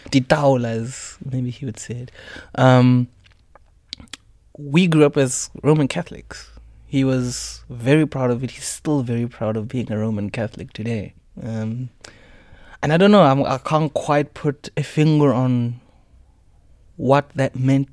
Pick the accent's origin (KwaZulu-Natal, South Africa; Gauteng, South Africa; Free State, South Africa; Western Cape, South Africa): Gauteng, South Africa; Midrand; moved away as an adult; also born or lived in Pretoria / Soshanguve; now in Cape Town, South Africa; My parents and I, we moved to Midrand, which was one of the first mixed-race societies in South Africa, post-apartheid. I was living there for most of my life